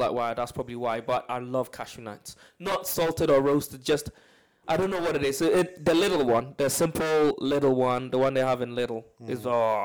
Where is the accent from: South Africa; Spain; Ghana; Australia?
Ghana; when I was growing up in Ghana